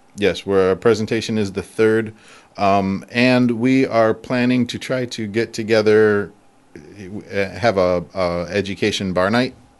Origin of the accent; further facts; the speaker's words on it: near Ann Arbor, Michigan, United States; also born or lived in San Francisco; now in Japan; I grew up near Ann Arbor.